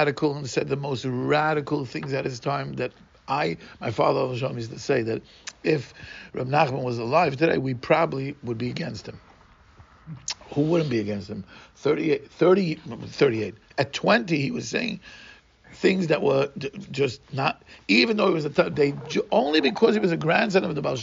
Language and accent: English; Brazil; English is a second language; growing up in Brazil, I mentioned last time, we were nirdofim